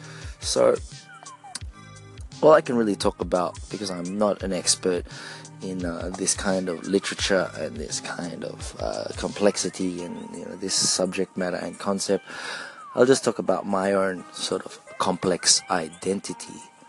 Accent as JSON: {"language": "English", "country": "Philippines", "accent": "Filipino", "second_language": "English", "lives_now": "Australia", "said": "For those of you who didn't understand my accent there, my Filipino accent there, it is complex identity."}